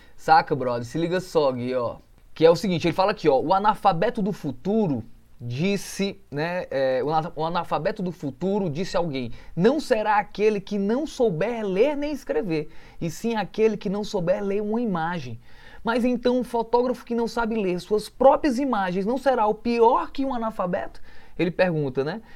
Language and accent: Portuguese; Canindé, Ceará, Brazil; moved away; eu que cresci embaixo de mangueiras, então uma fotografia que possa ter uma mangueira frutosa grande já me remete à minha infância incondicionalmente, direto, já me leva lá para o meu interior do Ceará, ali para Canidé